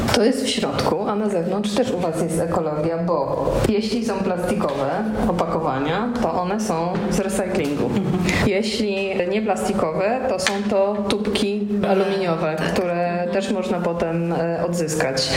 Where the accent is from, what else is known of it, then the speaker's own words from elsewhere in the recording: Jizera Mountains, Lower Silesian Voivodeship, Poland; kobiety, która się wychowywała w górach izerskich